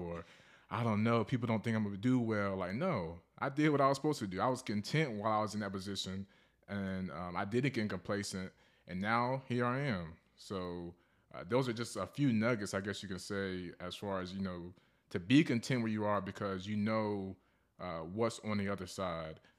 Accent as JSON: {"language": "English", "town": "Charlotte", "region": "North Carolina", "country": "United States", "lives_now": "Fayetteville, United States", "said": "I'm from Charlotte, North Carolina. Um, I reside here in Fayetteville, North Carolina, near Fort Bragg"}